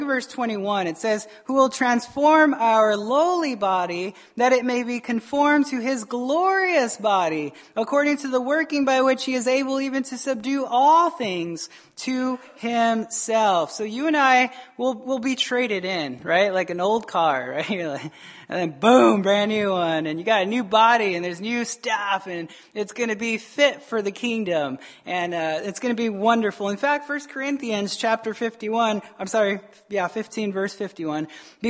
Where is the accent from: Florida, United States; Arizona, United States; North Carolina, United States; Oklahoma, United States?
Arizona, United States; Tucson; now in Wisconsin, United States; This is Wisconsin, I understand, right? I came from Arizona, and I can name like two or three bars in all of Tucson, Arizona.